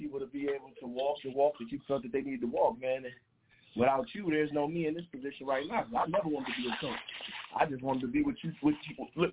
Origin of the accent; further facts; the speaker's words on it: Cleveland, Ohio, United States; I'm from Cleveland